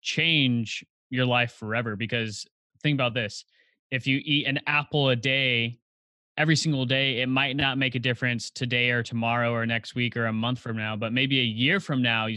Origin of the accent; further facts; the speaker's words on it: Highland, California, United States; also born or lived in Upland, California; I was born and raised in Highland, California. So if you're familiar with maybe Rancho Cucamonga, or I'm about an hour east of Los Angeles.